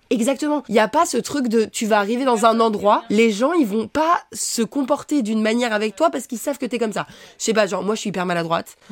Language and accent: French; Savoie, Auvergne-Rhône-Alpes, France; now in Paris, France; je viens pas de Paris donc mes parents ils habitent euh, en Savoie